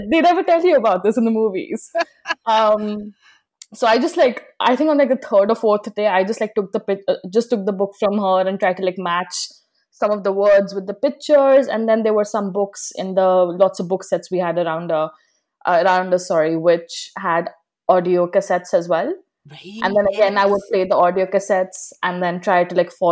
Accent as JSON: {"language": "English", "region": "North India", "country": "India", "said": "some people didn't even speak hindi which I came from North India, so everyone around me did speak Hindi all the time."}